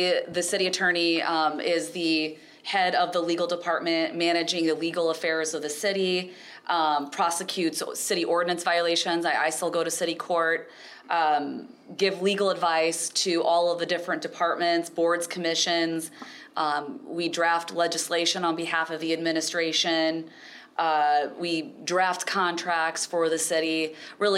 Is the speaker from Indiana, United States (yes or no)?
yes; Fort Wayne, Indiana, United States; I am from Fort Wayne, born and raised. Grew up on the south part of Fort Wayne.